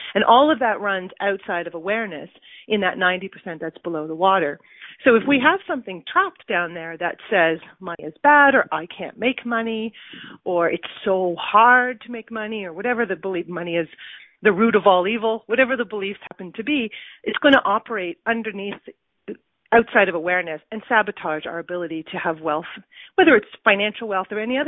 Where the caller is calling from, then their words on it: Cambridge, Ontario, Canada; Cambridge, Ontario.